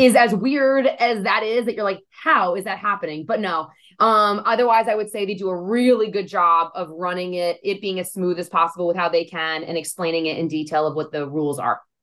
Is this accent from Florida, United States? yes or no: no; New Jersey, United States; I'm from Jersey, so everyone curses a lot out here